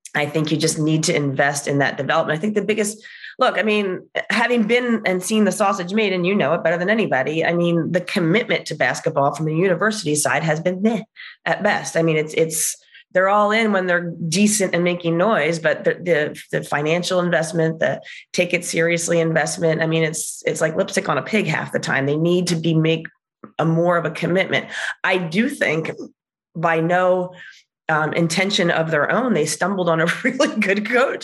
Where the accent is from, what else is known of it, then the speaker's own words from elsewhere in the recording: New Jersey, United States; also born or lived in Pennsylvania; I go from New Jersey